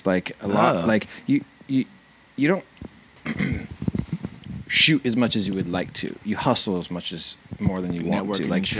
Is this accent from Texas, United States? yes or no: no; Southern California, United States; moved away as an adult; also born or lived in New York; I grew up in California, in Southern California. Yeah. Until I was 18, but then since then I never lived in California.